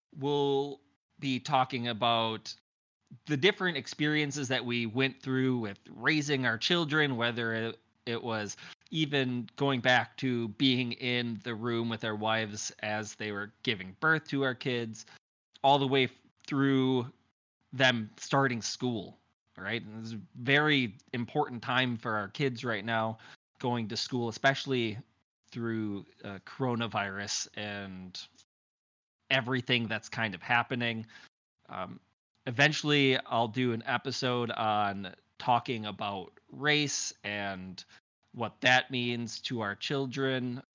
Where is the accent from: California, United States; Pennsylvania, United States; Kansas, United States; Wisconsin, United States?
Wisconsin, United States; I'm from Wisconsin